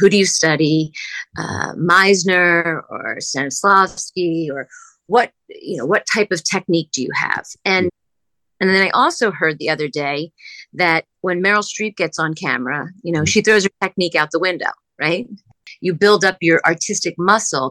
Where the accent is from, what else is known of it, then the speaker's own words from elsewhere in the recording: New Jersey, United States; moved away as an adult; also born or lived in outside Philadelphia / New York; I'm originally from New Jersey.